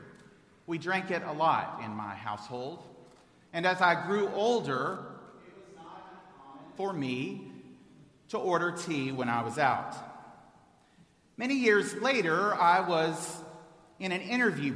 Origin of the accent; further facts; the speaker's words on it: Houston, Texas, United States; moved away as an adult; I'm a native of Houston.